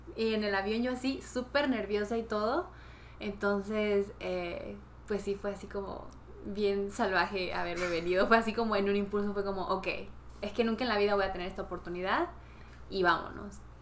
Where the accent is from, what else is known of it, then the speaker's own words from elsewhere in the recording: Venezuela; now in South Korea; soy de Venezuela